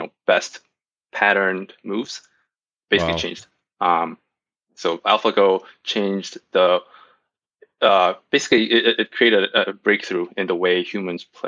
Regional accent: South Korea; moved away; also born or lived in Singapore / United States; I'm from Korea, so I was born and raised in Korea. I lived in Singapore and the U.S.

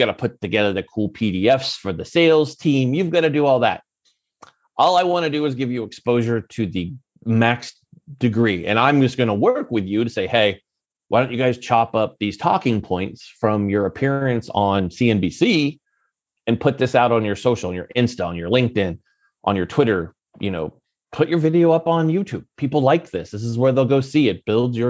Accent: Silicon Valley, California, United States; And I'm always big, but I come from the Silicon Valley.

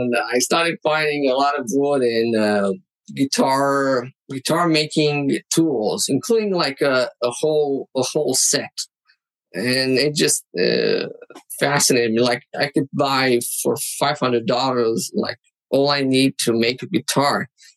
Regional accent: Targoviste, Dâmbovița County, Romania; English is a second language; now in China; There's this little town called Tugovice, associated with Dracula.

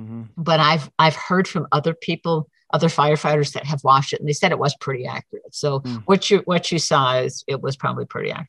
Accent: Prescott, Arizona, United States; because they knew I was originally from the Prescott area.

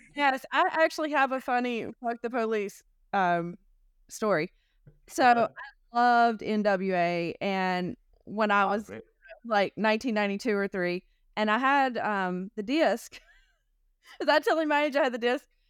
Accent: North Carolina, United States; also born or lived in California; I was born in North Carolina and I lived in California for a few years

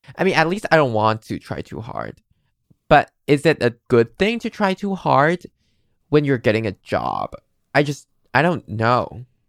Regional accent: Taiwan; English is a second language; I'm from Taiwan

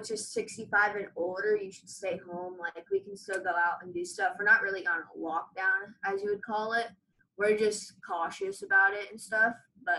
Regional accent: Sarasota, Florida, United States; I'm from Sarasota, Florida.

